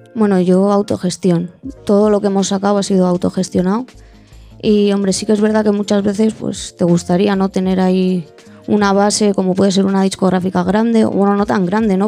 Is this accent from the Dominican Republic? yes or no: no; San Sebastián, Basque Country, Spain; de Donosti